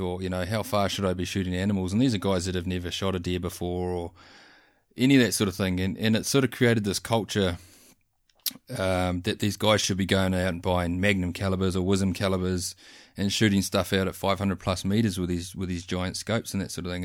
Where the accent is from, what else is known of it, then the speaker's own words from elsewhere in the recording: North Island, New Zealand; moved away; also born or lived in South Island; I grew up bush hunting in the North Island